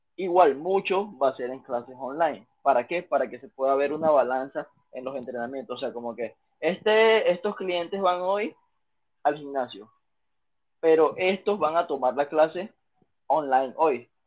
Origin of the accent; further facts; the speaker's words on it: Panama; first language Spanish; also born or lived in China; panameño, panameño soy yo